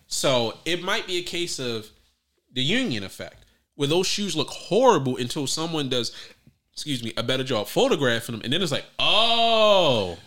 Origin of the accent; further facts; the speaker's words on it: Baltimore, Maryland, United States; I'm from West Baltimore